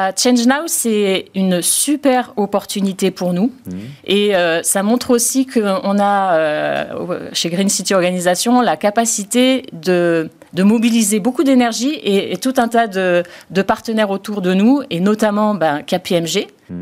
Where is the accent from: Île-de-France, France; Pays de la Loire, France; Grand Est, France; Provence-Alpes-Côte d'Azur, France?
Provence-Alpes-Côte d'Azur, France; Marseille; on est marseillais